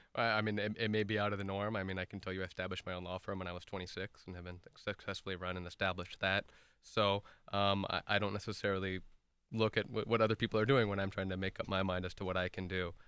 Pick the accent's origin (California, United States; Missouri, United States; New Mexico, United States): California, United States; Irvine; also born or lived in Santa Barbara / Washington, D.C.; who actually grew up here in the city of Irvine. I moved here when I was about one years old